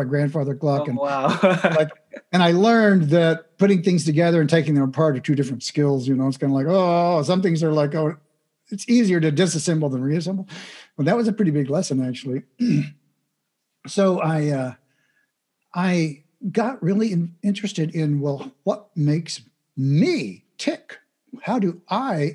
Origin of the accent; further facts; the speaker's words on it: Midwest, United States; I grew up in the Midwest in the United States